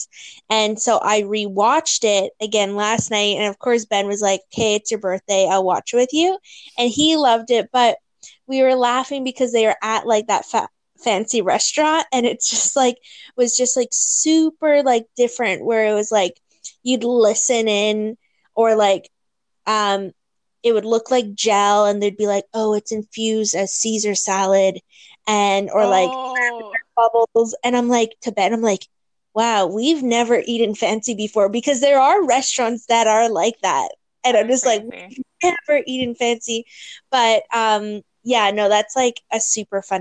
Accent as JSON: {"language": "English", "town": "Thunder Bay", "region": "Ontario", "country": "Canada", "moved": "yes", "lives_now": "Hamilton, Canada", "said": "I am from Thunder Bay. I'm currently living in Hamilton"}